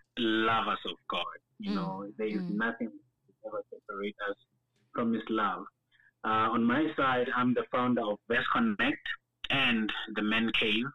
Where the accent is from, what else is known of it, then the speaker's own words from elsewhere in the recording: Atteridgeville, Gauteng, South Africa; also born or lived in Nelspruit, Mpumalanga; I was born in Nelspruit, Mpumalanga, raised by my parents in Atteridgeville, in the dusty streets of Mshongoville.